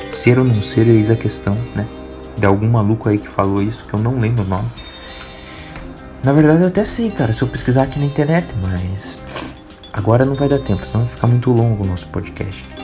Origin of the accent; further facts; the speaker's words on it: Santo André, São Paulo, Brazil; Eu sou paulista, cara. Paulista aí de Santo André, cara.